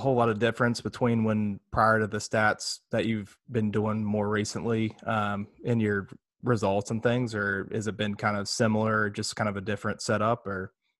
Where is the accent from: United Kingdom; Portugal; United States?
United States; Huntington, West Virginia; now in Washington, D.C. area, United States; I grew up in Huntington, West Virginia, so not too far down the road from you.